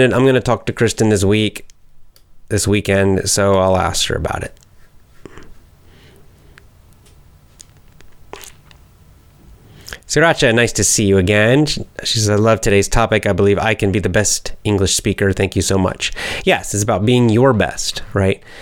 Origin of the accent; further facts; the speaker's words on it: the South, United States; I naturally speak slowly. I'm not because I'm a teacher, but I'm from the South